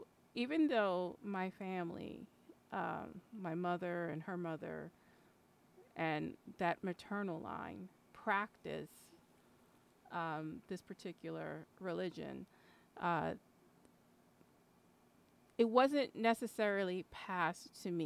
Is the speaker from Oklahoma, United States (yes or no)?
no; New York, United States; I'm Puerto Rican from New York